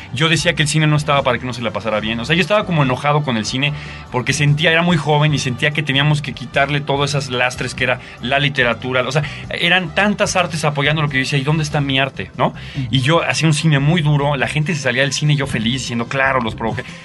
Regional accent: Mexico; also born or lived in Argentina; me convertí en el mejor mexicano que ustedes se pueden imaginar

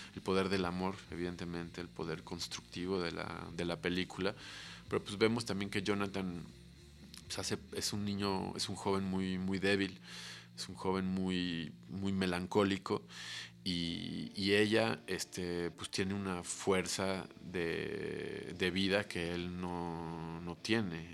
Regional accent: Mexico City, Mexico; nuestra vida de chilangos

